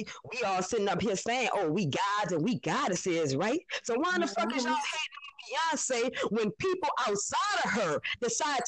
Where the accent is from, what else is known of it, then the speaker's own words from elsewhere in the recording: New Orleans, Louisiana, United States; I'm from New Orleans, Louisiana